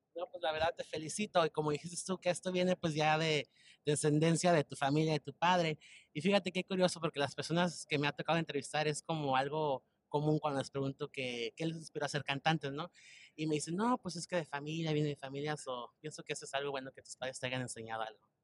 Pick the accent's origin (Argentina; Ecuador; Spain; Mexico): Mexico; Michoacán; yo también soy de Michoacán. Soy de, del pueblo San Juan de Michoacán